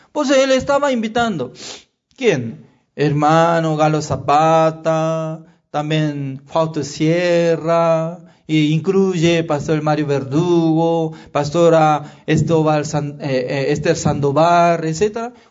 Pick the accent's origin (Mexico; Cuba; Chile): Chile; Sí, soy chileno.